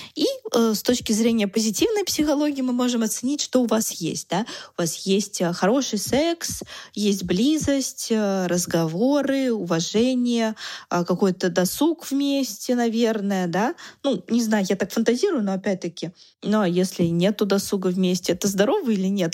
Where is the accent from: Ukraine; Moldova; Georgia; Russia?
Russia; мы были оба из России